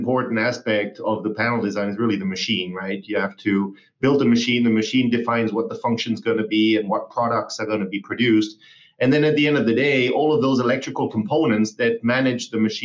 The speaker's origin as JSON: {"language": "English", "region": "Basque Country", "country": "Spain", "tie": "born or raised there", "also_born_or_lived": "Hamburg, Germany / Germany", "moved": "yes", "lives_now": "United States", "said": "I moved from Hamburg to the Basque country, where I grew up for 14 years."}